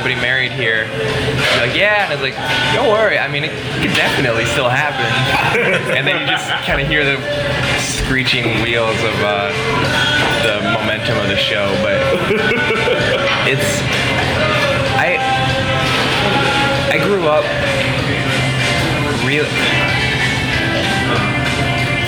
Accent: South Dakota, United States; moved away; I'm from South Dakota, where all of my friends, or the kids I went to high school with at least, are all now, were married before they were 25

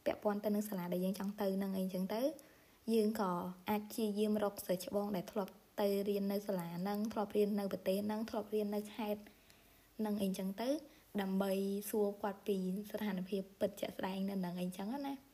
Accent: Cambodia; moved away as an adult; now in Thailand

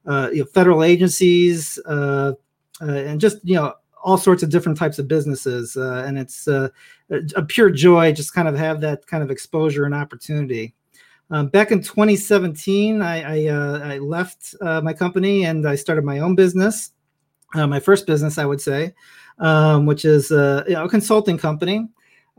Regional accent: Chicago, Illinois, United States; moved away as an adult; now in Northern Virginia, United States; I grew up in Chicago

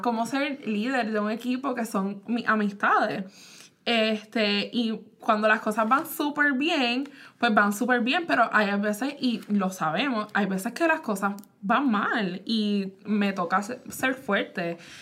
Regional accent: Puerto Rico; now in United States; yo pues nací en Puerto Rico

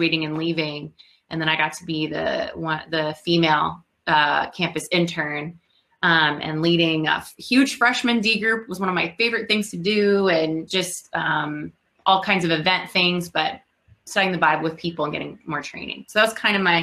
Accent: New York, New Jersey, Northeast, United States; moved away as an adult; also born or lived in Georgia; now in Chicago, United States; I'm from the Northeast, New York, New Jersey

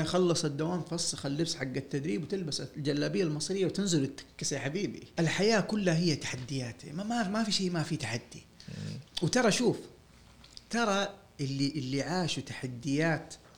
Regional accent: Saudi Arabia; انا سعودي وبشتغل ميكانيكي

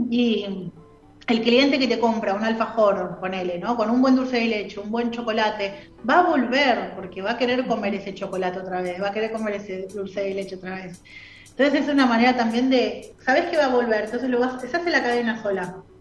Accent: Buenos Aires, Argentina; moved away as an adult; also born or lived in La Plata; yo soy de Capital

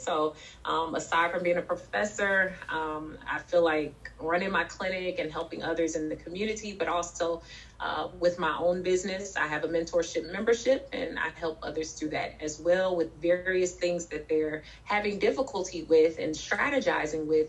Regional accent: St. Louis, Missouri, United States; also born or lived in Memphis, Tennessee; I was raised in St. Louis and Memphis, Tennessee.

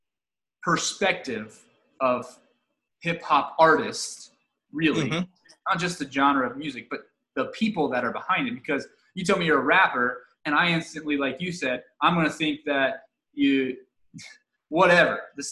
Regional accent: Dayton, Ohio, United States; I'm from Dayton

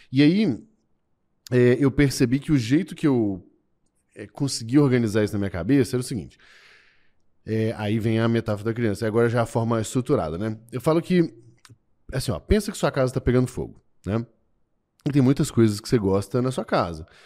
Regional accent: Minas Gerais, Brazil; É, eu sou mineiro, eu sou fundador do GLA e do Merlin.

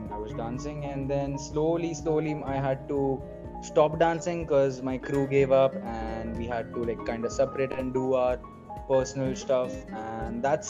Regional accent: Mumbai, Maharashtra, India; I'm from Mumbai, I've been in Mumbai, and yes, I'm from Mumbai

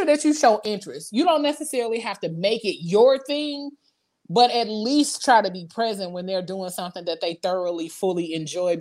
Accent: Midwest, United States; I was born and raised in the Midwest

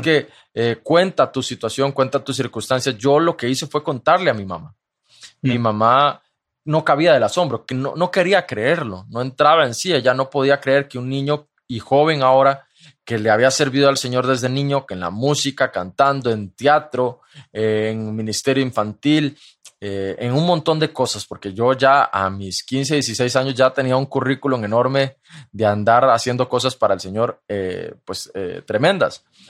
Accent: Costa Rica; mi país, Costa Rica

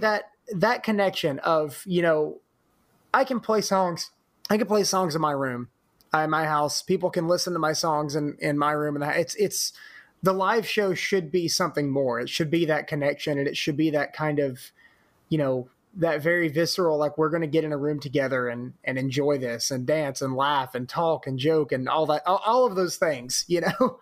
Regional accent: Corinth, Mississippi, United States; moved away as an adult; also born or lived in Oxford, Mississippi; now in Memphis, United States; growing up in Corinth

